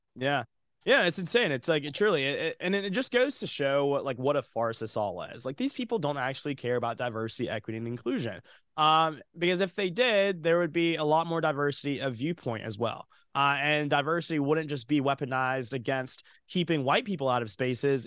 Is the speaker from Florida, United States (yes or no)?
no; Georgia, United States; moved away as an adult; also born or lived in Alabama; now in Los Angeles, United States; I grew up in the South. I grew up in Georgia, moved to Alabama for college